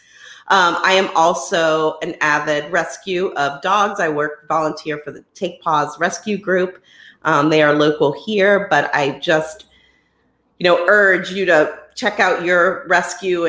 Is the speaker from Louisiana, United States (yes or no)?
yes; New Orleans, Louisiana, United States; I am from the New Orleans, Louisiana area.